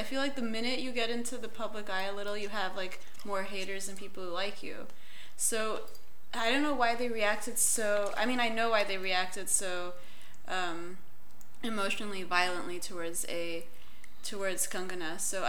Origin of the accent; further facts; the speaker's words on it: Gujarat, India; first language Konkani; English is a second language; So where I lived in India was Gujarati.